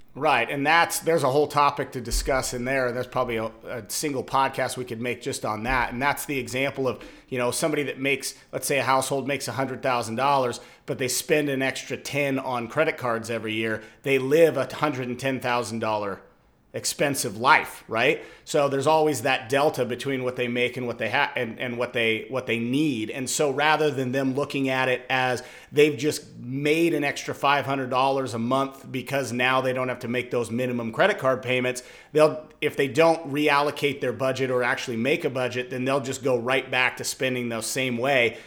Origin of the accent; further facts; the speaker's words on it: Washington, United States; now in Arizona, United States; growing up in Washington